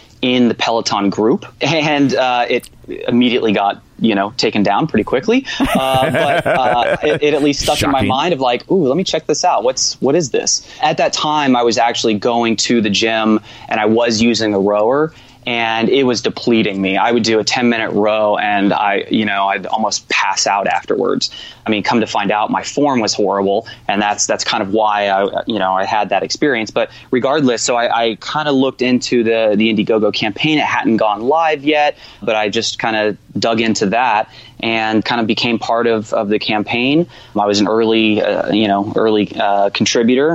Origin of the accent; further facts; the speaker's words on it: Jacksonville, Florida, United States; now in Los Angeles, United States; I grew up in Florida where you had the humidity, you had bugs, you know, but it was a great place, you know, Jacksonville